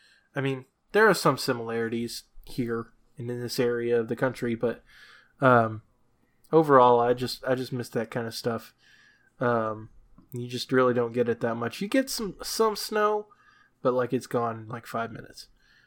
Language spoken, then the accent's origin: English; New Hampshire, United States; I miss home. Like, I miss my home state of New Hampshire. I miss having good winters, like good snow and stuff like that. Down here in Virginia, you just don't get that.